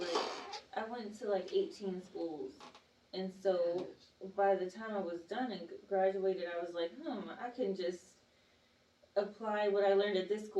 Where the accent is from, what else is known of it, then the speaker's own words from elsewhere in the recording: Atlanta, Georgia, United States; also born or lived in Washington, D.C.; I love D.C. and grew up in Atlanta, Georgia.